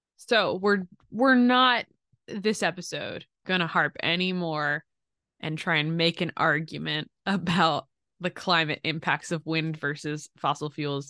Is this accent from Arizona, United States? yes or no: no; Pottstown, Pennsylvania, United States; moved away; if I had to never leave my hometown